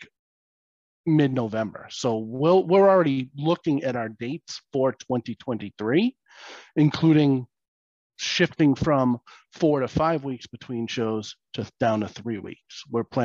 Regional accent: New Hampshire, United States; I'm a New Hampshire boy. I grew up in New Hampshire, left, went to the military, came back, set down roots in New Hampshire

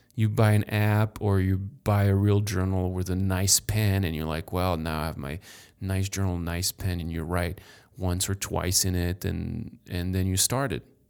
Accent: France; moved away as an adult; now in United States; born in France, raised in France

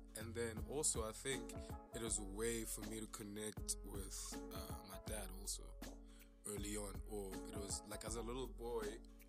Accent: South Africa; we are South Africans, you know, too young.

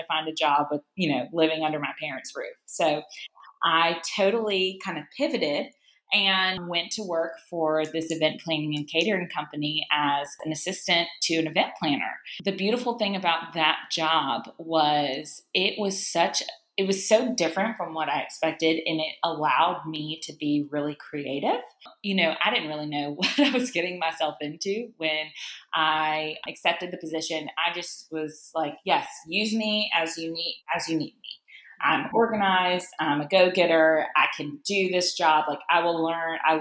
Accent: Charlotte, North Carolina, United States; Both of my parents are actually born and raised in New Orleans, but I grew up in Charlotte, North Carolina.

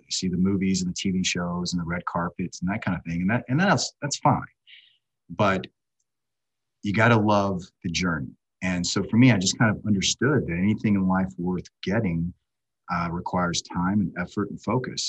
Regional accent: Savannah, Georgia, United States; moved away as an adult; also born or lived in Washington, D.C.; I grew up in Savannah, Georgia.

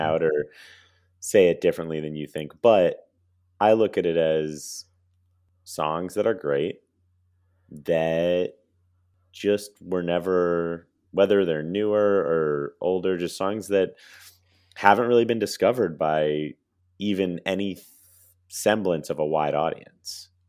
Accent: Connecticut, United States; another guy from my hometown

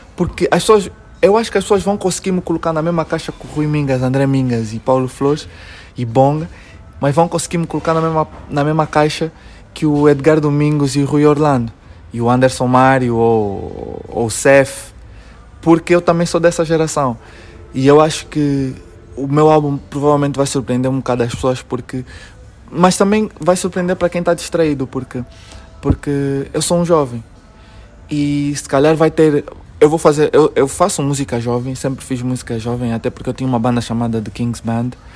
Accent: Luanda, Luanda Province, Angola; Nós luandenses temos uma forma de, de nos relacionarmos

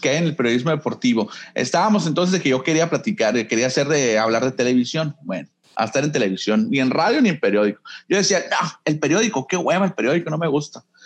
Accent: Nogales, Sonora, Mexico; now in Hermosillo, Mexico; yo nací en Hermosillo, pero crecí en Nogales, desde los ocho años me fui a vivir para allá

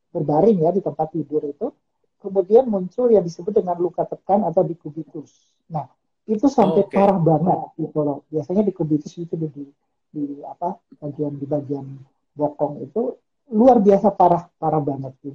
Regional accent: Ambon, Maluku, Indonesia; now in Yogyakarta, Indonesia; Saya saya aslinya Ambon.

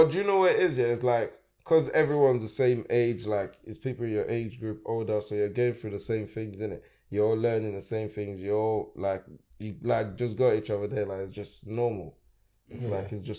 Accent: Lagos, Nigeria; also born or lived in England; now in United Kingdom; I was born in Nigeria, bro. Yeah? I was born in Lagos, bro. Lagos, Ikeja side, you know.

